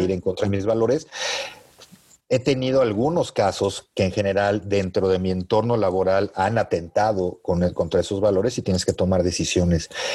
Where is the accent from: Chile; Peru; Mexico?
Mexico; como buen mexicano, ¿no? Tienes tus raíces bien puestas en México y amas a tu país